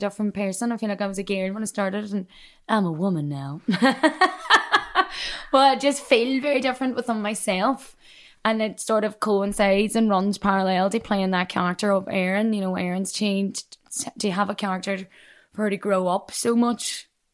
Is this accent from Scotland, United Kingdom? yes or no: no; Derry, Northern Ireland, United Kingdom; accent: Derry; moved away as an adult; now in London, United Kingdom; I would love to work again in my own accent, and I would love to bring screenings back to my hometown